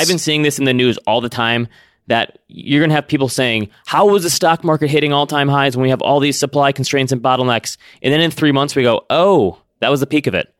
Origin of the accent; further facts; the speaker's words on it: Midwest, United States; growing up in the Midwest